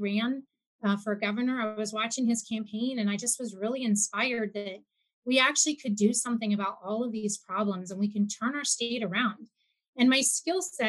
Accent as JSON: {"language": "English", "area": "Mat-Su Valley", "region": "Alaska", "country": "United States", "also_born_or_lived": "Anchorage", "said": "We lived out in the Matsu Valley for a couple of years"}